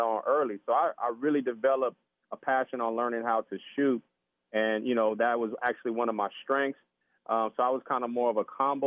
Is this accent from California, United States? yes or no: yes; San Diego, California, United States; also born or lived in Washington; I grew up here in San Diego, California, Southern Cal